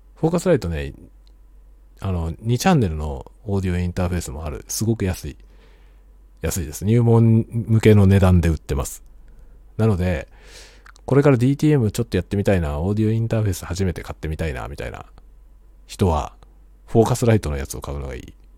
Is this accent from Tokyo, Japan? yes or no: yes; Tokyo, Japan; now in Hokkaido, Japan; 僕は元々が東京人なんで